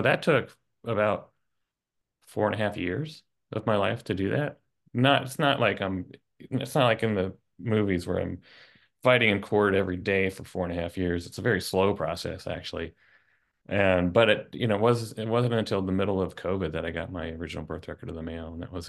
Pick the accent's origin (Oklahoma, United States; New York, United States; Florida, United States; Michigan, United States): Oklahoma, United States; I grew up in Tornado Alley in Oklahoma.